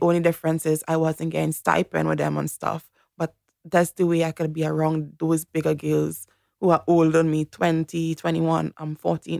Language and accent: English; Toco, Trinidad & Tobago; moved away as an adult; also born or lived in United States / England; now in Australia; I grew up in a country town called Toko